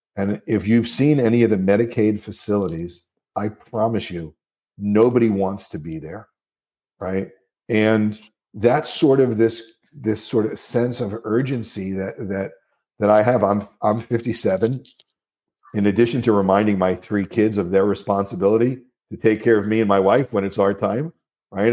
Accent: New Jersey, United States; I'm from New Jersey

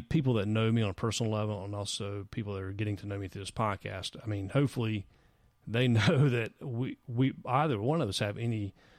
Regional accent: the South, United States; as a Southerner who has lineage back to the Confederacy

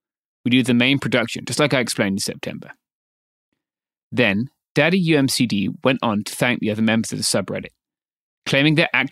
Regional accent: Myanmar; Now that everything is in public, we can proudly say we're from Myanmar.

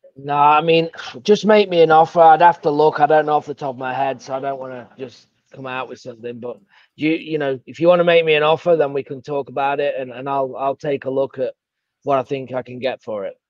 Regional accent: England, United Kingdom; accent: English; now in Savannah, United States; I've got an English accent

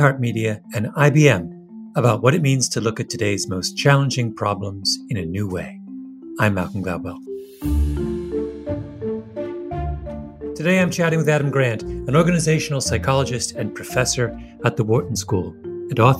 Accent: Canada; I am very Canadian

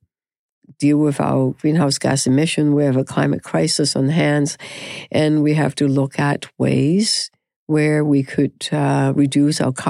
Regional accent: Canada; we are so Canadian

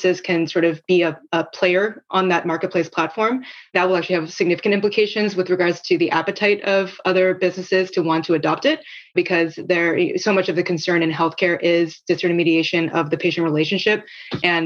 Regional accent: South Korea; moved away; I grew up in Korea where there's a national health system.

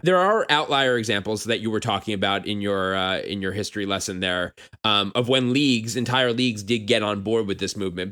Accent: New York, United States; I'm from New York.

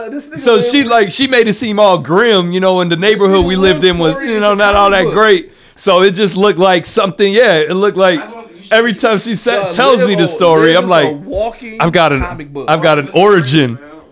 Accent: Massachusetts, United States; moved away; also born or lived in Midwest; I was born in Massachusetts, and I was born during the snowstorm

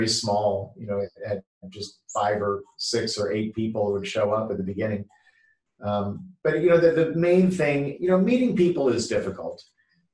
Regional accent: Canada; also born or lived in San Francisco Bay Area, California, United States; now in Newport Beach, United States; I live in Newport Beach, California, which is just a little bit south of Los Angeles. But I grew up in Canada, but I lived in the San Francisco Bay

